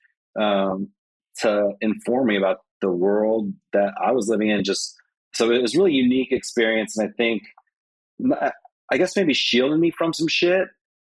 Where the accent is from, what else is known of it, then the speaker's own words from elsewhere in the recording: Reno, Nevada, United States; also born or lived in Las Vegas, Nevada; growing up in Reno